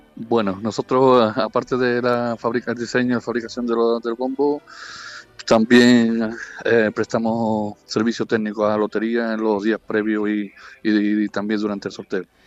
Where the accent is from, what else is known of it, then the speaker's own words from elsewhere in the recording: Ubrique, Andalusia, Spain; mi pueblo de Ubrique